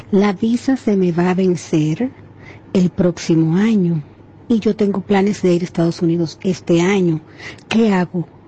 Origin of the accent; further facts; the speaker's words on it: Dominican Republic; moved away; also born or lived in Chile; yo soy dominicana pero tengo la ciudadanía chilena.